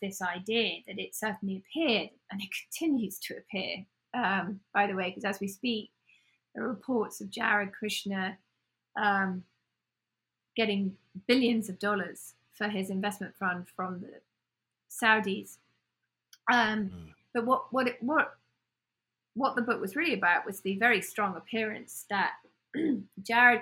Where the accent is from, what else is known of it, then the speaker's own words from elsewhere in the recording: United Kingdom; accent: British; now in United States; I have a British accent